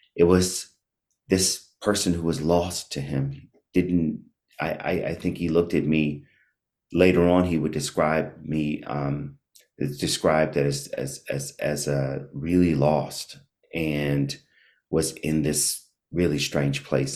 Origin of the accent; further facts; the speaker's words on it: Washington, District of Columbia, United States; also born or lived in Maryland; I grew up in Washington, D C, born and raised